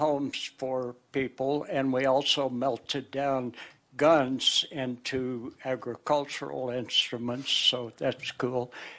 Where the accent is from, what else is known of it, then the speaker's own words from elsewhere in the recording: Fort Smith, Arkansas, United States; now in Longmont, United States; my hometown in Fort Smith, Arkansas